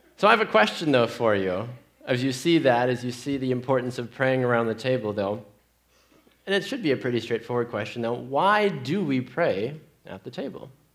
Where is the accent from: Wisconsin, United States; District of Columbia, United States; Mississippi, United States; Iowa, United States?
Wisconsin, United States; Green Bay; Growing up in Green Bay, Wisconsin, as a 10 year old boy